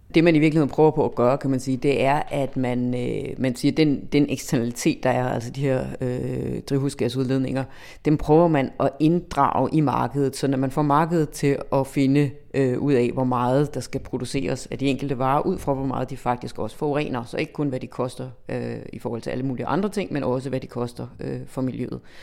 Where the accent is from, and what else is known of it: Denmark